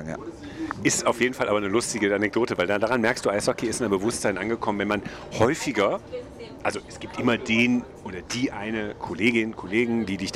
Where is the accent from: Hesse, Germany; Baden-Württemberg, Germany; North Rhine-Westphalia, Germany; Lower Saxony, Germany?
North Rhine-Westphalia, Germany; Düsseldorf; Man muss als Düsseldorfer, also, glaube ich, zugeben, dass das Potenzial inzwischen deutlich größer ist.